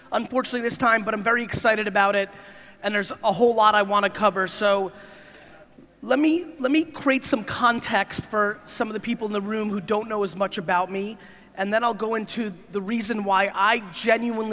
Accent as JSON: {"language": "English", "country": "United States", "tie": "born or raised there", "also_born_or_lived": "Soviet Union / New Jersey", "said": "I was born in the Soviet Union in 1975, a little ways ago. I came to America when I was 3 years old."}